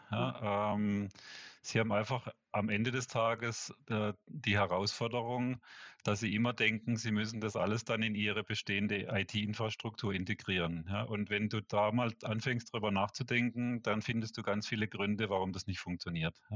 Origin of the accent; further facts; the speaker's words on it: Switzerland; ich glaube weniger so Pharma, äh, wie, wie bei uns in der Schweiz, so die Großen